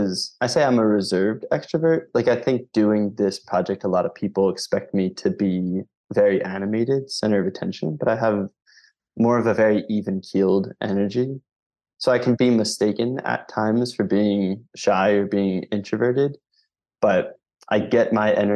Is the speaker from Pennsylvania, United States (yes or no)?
yes; Philadelphia, Pennsylvania, United States; I'm from Philadelphia, Pennsylvania